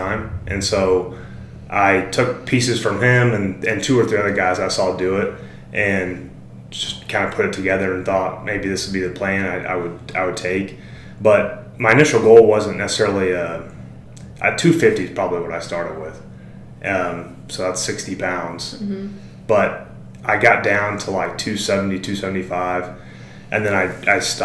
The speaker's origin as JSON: {"language": "English", "town": "Springfield", "region": "Missouri", "country": "United States", "tie": "born or raised there", "said": "I'm from Springfield."}